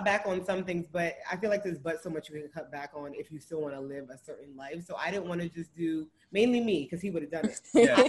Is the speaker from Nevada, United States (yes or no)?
no; New York City, New York, United States; moved away as an adult; now in Dallas, United States; We are both born and raised in Brooklyn, New York